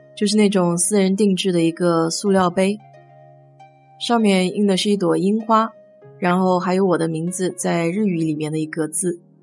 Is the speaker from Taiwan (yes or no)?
no; China; now in United States; 我们中国人